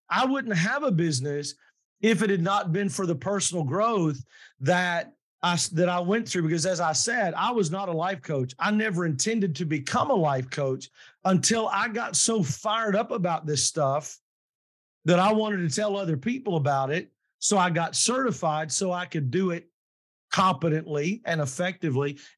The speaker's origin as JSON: {"language": "English", "region": "the South", "country": "United States", "tie": "born or raised there", "said": "But I was raised in the South, but very, very blessed to have been raised in a place that was diverse."}